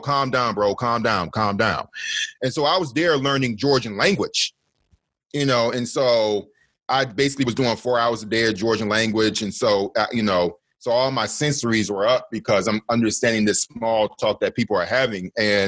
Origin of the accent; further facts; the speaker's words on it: Detroit, Michigan, United States; moved away as an adult; being 29 years old and growing up in Detroit, which is the blackest city in America